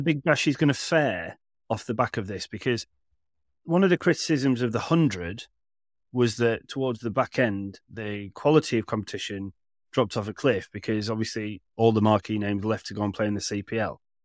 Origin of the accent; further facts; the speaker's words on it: Manchester, North West England, United Kingdom; I grew up in Manchester